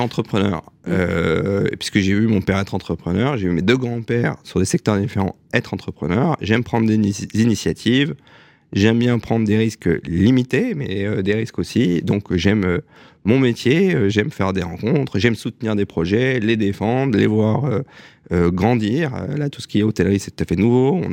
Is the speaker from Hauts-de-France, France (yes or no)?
no; Strasbourg, Grand Est, France; now in Paris, France; je suis né à Strasbourg le 9 mai 1980